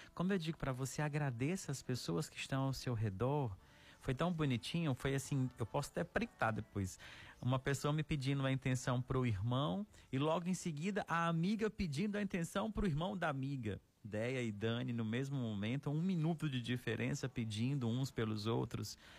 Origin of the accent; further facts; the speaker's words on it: Araxá, Minas Gerais, Brazil; moved away; lá da minha cidade natal, em Araxá, Minas Gerais